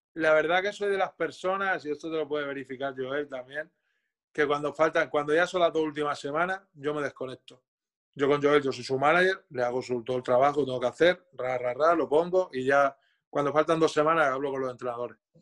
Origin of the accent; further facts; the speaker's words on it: Moncada, Spain; Jordi y yo somos del mismo pueblo, somos de Moncada los dos